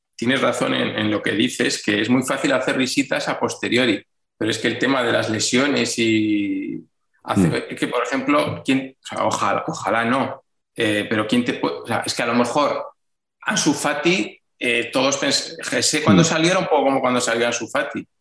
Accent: Vitoria-Gasteiz, Basque Country, Spain; yo soy de Vitoria

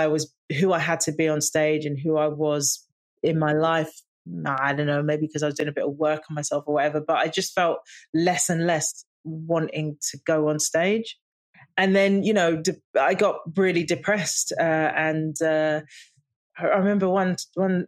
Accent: London, United Kingdom; growing up in the East End and working class family

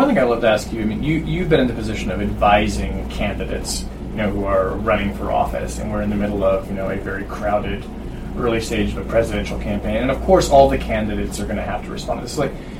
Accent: Oregon, United States; born there; also born or lived in Southern United States; I was born in Oregon, and I've lived most of my life in the South, and I include Washington D.C. in that because it is a southern city.

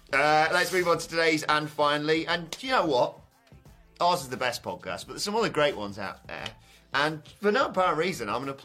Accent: United Kingdom; All right, I am British

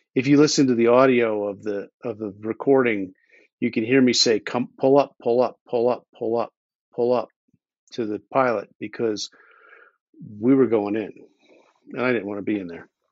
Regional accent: Philadelphia, Pennsylvania, United States; moved away as an adult; now in Idaho, United States; I grew up in Philadelphia, and I, I emigrated from there a few years ago to Idaho, where my wife imported me

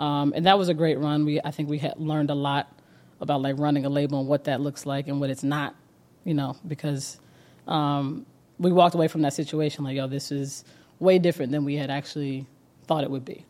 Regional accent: Georgia, United States; also born or lived in Cleveland, Ohio; I am, uh, born in Cleveland, Ohio, moved to Georgia very, very young in the outskirts

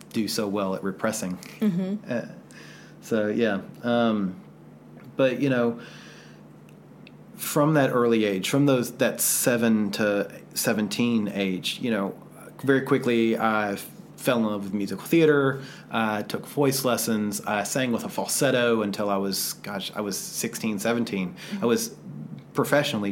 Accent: the South, United States; growing up in the South

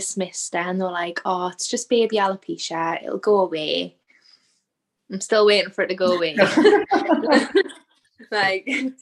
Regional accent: Newcastle upon Tyne, North East England, United Kingdom; I'm from Newcastle in England

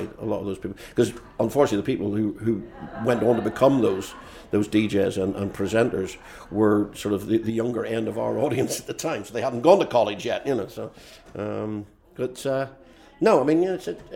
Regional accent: Belfast, Northern Ireland, United Kingdom; moved away as an adult; also born or lived in London / Newcastle; now in Chicago, United States; I grew up in Belfast. I lived in London for 11 years. I lived in Newcastle for 15 years. And I've now been in Chicago for about 15 years

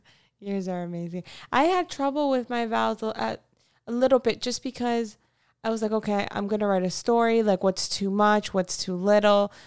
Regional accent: United States; I'm also American, but my parents are from South America

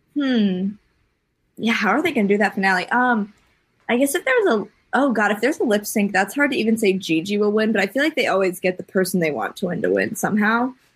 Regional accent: Wisconsin, United States; I'm from Wisconsin

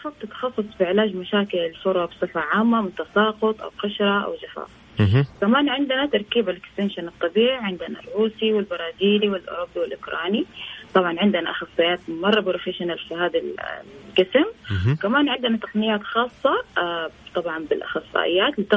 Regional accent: Saudi Arabia; فانا آه، سعوديه مفتخر فيها

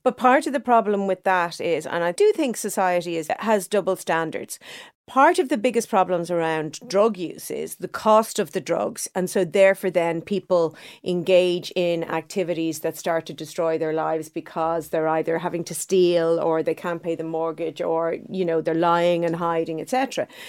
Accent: Dublin, Leinster, Ireland; I grew up in Clontarf, a nice middle class neighborhood.

